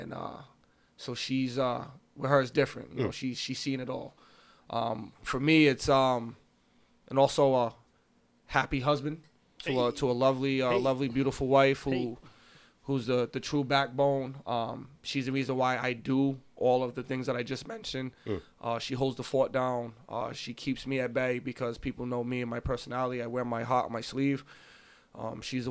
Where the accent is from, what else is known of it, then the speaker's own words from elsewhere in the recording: East Providence, Rhode Island, United States; High school basketball coach for East Providence High School Girls Varsity. It's my hometown. It's where I was born and raised